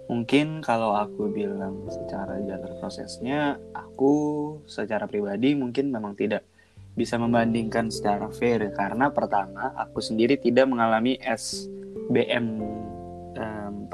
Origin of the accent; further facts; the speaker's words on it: Depok, West Java, Indonesia; moved away as an adult; now in Germany; Iya, aku dari Depok.